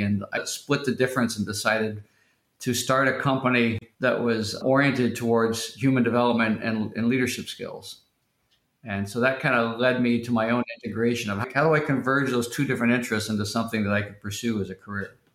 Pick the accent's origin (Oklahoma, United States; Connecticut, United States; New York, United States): Oklahoma, United States; Tulsa; I grew up in Tulsa, Oklahoma